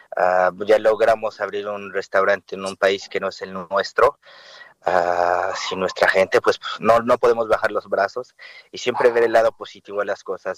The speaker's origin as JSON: {"language": "Spanish", "country": "Mexico", "moved": "yes", "lives_now": "France", "said": "es nuestro país"}